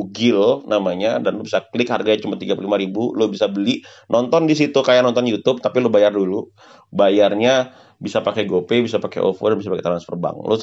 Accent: North Sumatra, Indonesia; dan ini dan ini terdapat di uh, daerah gue yaitu Sumatera Utara.

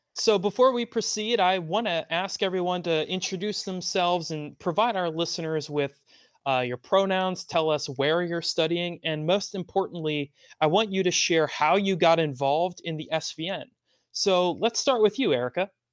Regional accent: Maryland, United States; I still stick with y'all, which is the term used in Maryland, my home state

